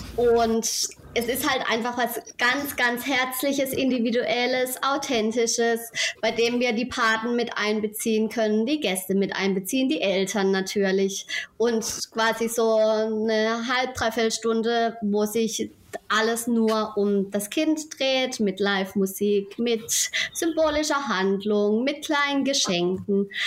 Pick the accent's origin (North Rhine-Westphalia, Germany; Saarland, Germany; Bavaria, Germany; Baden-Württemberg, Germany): Baden-Württemberg, Germany; Rheinhausen; komme aus Rheinhausen, einem kleinen Dorf am schönen Rhein in der Nähe des Europaparks